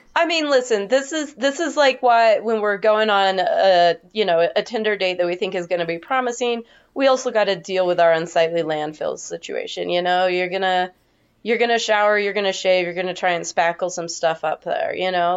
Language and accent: English; Northern Nevada, United States; moved away as an adult; I was born in Northern Nevada, and I lived there until I graduated high school, so eighteen years